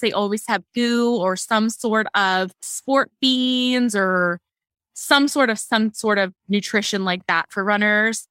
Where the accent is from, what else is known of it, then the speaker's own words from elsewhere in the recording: Maryland, United States; I am from Maryland